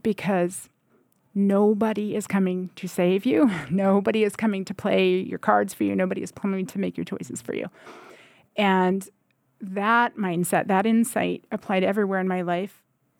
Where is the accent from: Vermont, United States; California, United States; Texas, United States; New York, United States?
Vermont, United States; Lyndon; I grew up here in the Northeast Kingdom in Linden, Vermont.